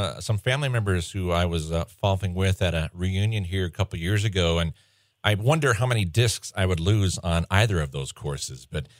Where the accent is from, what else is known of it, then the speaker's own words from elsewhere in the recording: Montana, United States; also born or lived in Glendive, Montana / Bozeman, Montana; I'm born and raised in Montana, lived in Glendive for my early years, moved to the Bozeman area for a couple, and then have been in Billings essentially since the mid-80s, outside of the college years.